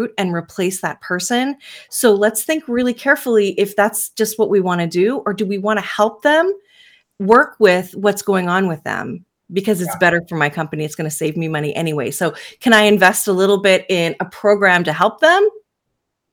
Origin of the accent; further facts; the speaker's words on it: Canada; I'm Canadian, so here in Canada